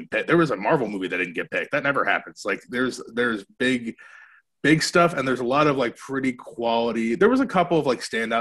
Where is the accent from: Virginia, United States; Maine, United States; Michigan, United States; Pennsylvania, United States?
Maine, United States; moved away; I grew up in Maine, so we're doing it in my family's backyard.